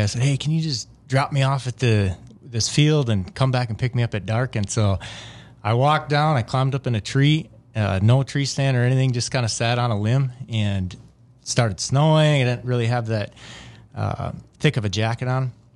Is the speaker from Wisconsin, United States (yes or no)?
yes; Wisconsin, United States; I grew up in a smaller town in Wisconsin.